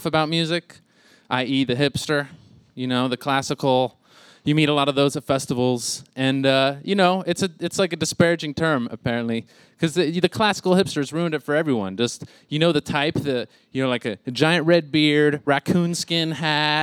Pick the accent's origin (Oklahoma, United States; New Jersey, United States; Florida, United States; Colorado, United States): Florida, United States; Miami; I was from Miami